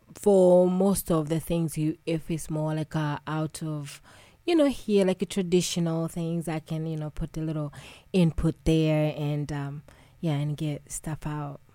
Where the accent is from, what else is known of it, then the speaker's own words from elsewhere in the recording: Tanzania; moved away; I'm originally from East Africa, Tanzania. And, you know, growing up home with my grandmother